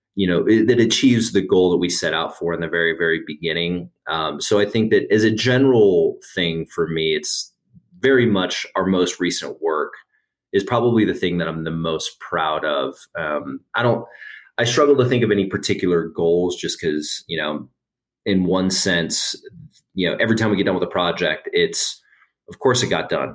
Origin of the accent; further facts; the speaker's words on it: Las Vegas, Nevada, United States; now in Denver, United States; I'm originally from Las Vegas, Nevada, but I've been in Denver uh, in excess of ten years at this point